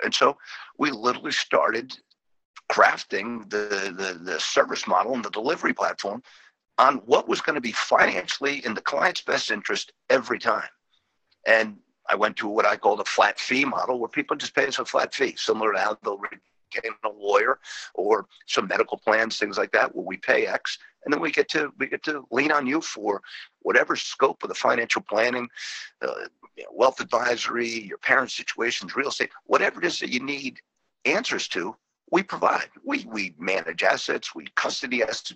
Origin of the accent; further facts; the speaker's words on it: New England, United States; moved away as an adult; now in Northern Virginia, United States; I grew up in the New England area